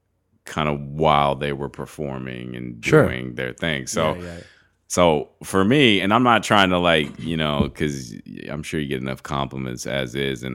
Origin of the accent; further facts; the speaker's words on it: Haiti; also born or lived in Miami; now in Canada; I grew up in Haiti.